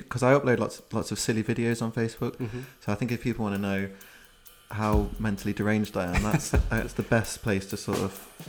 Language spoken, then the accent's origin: English; Leicester, East Midlands, United Kingdom; now in London, United Kingdom; I called my friend who we grew up in Leicester together, and we both moved down mm-hmm. to London